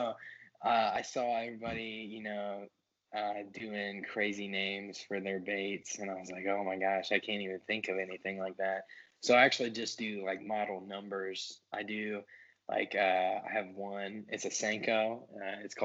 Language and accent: English; New Carlisle, Ohio, United States; I'm from New Carlisle, Ohio